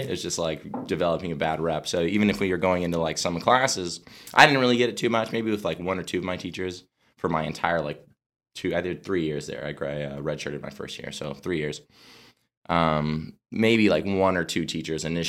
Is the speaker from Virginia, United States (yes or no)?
no; Arizona, United States; I'm from Arizona